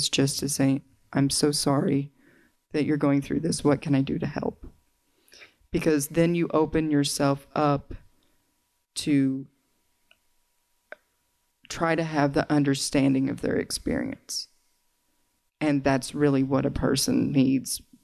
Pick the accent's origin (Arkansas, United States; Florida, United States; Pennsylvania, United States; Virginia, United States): Arkansas, United States; accent: Southern; If you detect a little bit of an accent, it's because I grew up in the South